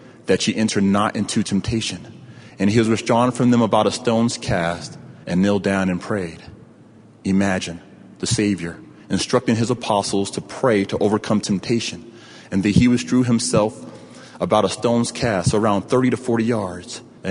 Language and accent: English; New York City, New York, United States; I grew up in the Queens Borough of New York City.